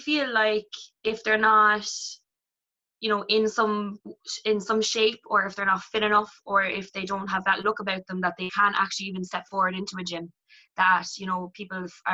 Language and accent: English; Cork, Munster, Ireland; I'm 24 and I'm from Bishopstown.